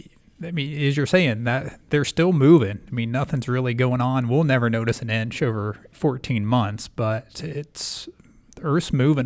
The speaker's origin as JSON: {"language": "English", "town": "Columbus", "region": "Ohio", "country": "United States", "tie": "born or raised there", "said": "I mean I grew up in the Midwest in Columbus"}